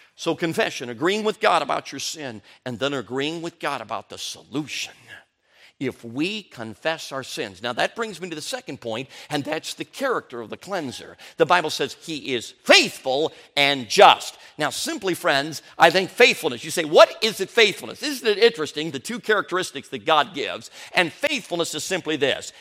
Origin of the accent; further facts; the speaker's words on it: Chicago, Illinois, United States; also born or lived in Durango, Colorado; we moved from Durango, Colorado And we came to Chicago, Illinois